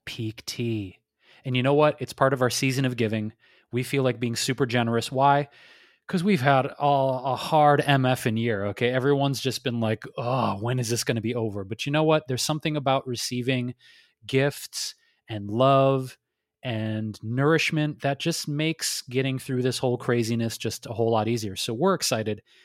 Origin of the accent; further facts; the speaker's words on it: Detroit, Michigan, United States; also born or lived in New York / Chicago / Bay Area; now in Los Angeles, United States; growing up in Detroit